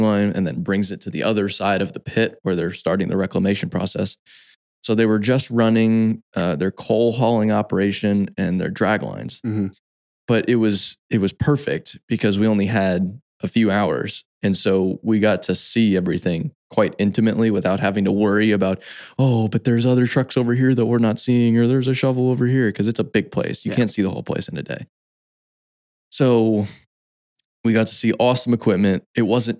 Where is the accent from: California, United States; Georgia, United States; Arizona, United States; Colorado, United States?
Arizona, United States; Phoenix; I grew up in Phoenix, Arizona